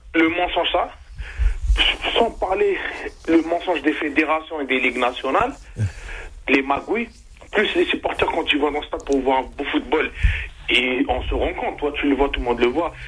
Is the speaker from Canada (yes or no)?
no; Algeria; chez nous en Algérie